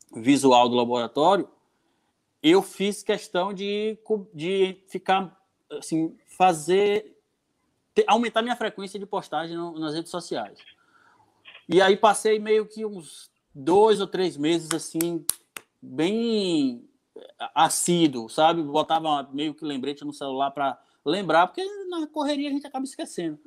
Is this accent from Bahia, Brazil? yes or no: yes; Jequié, Bahia, Brazil; moved away as an adult; now in Canavieiras, Brazil; eu não sou daqui de Canavieiras, eu sou de Jequié. Eu vim para Canavieiras há, há, há, uns 10 anos atrás